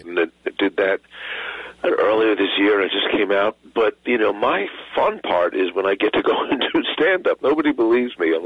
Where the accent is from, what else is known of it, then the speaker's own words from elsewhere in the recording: New York City, New York, United States; also born or lived in Fort Lee, New Jersey; I grew up in the city, and then my family moved to Fort Lee, which is as close to New York as you can get and still be in Jersey